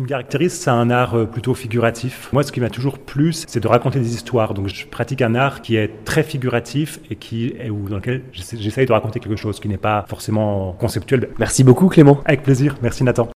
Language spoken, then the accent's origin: French; Jura, Bourgogne-Franche-Comté, France; moved away; also born or lived in Épinal; Je suis né dans le Jura